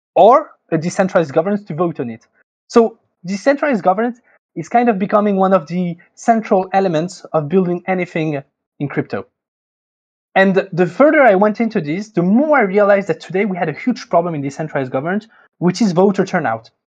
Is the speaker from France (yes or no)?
yes; France; accent: French; English is a second language; I'm French, as you can, I guess, can probably hear with my accent.